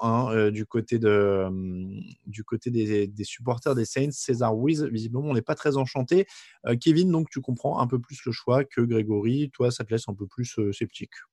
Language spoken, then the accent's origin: French; France; je suis français